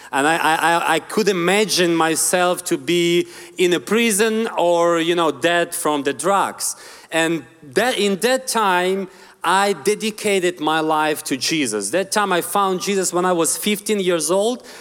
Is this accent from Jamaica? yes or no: no; Ukraine; English is a second language; I'm originally from Ukraine. I want to tell you just a little bit of my story, where I come from. So I'm from very poor family in a, in a very poor, poor neighborhood.